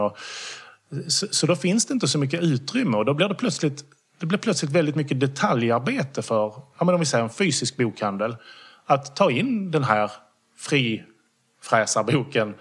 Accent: Skåne, Sweden; jag är skåning

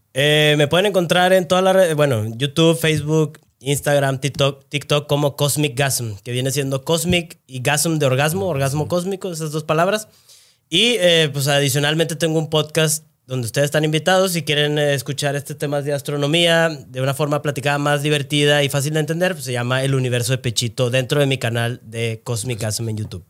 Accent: Monterrey, Nuevo León, Mexico; yo soy de acá de Monterrey

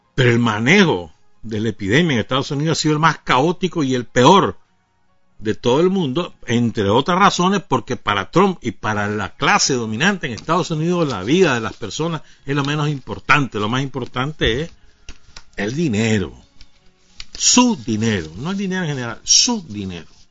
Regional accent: Nicaragua; la suma de todos los nicaragüenses, en la cual estamos nosotros también

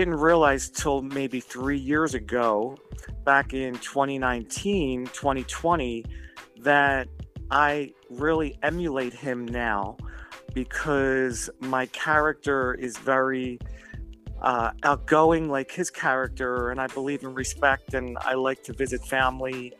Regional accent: Philadelphia, Pennsylvania, United States; now in New Jersey, United States; I live in New Jersey. I'm from Philadelphia

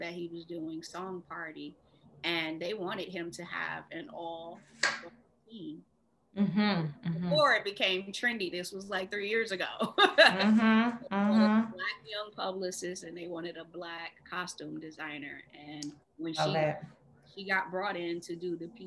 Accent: Detroit, Michigan, United States; also born or lived in New York; now in Los Angeles, United States

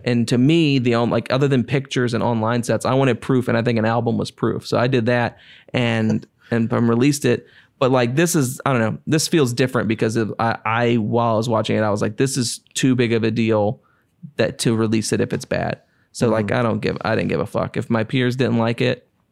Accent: Cartersville, Virginia, United States; I grew up and Cartersville, Virginia, which is a place so small that I tell people I'm from Farmville

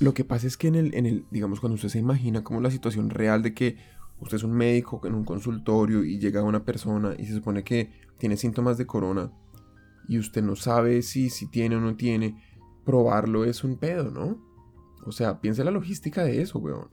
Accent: Colombia; now in Japan; en mi caso como colombiano, fue muy distinto cuando yo llegué acá y es que en Colombia estamos acostumbrados

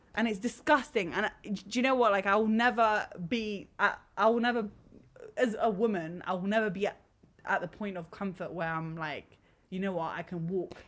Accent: London, United Kingdom; we we're born and ra- raised here

